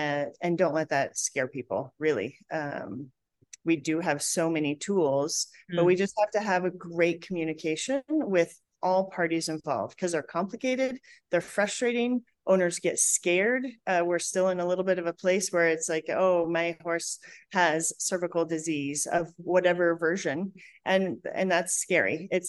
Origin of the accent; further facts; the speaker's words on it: Colorado, United States; I'm from Colorado, right?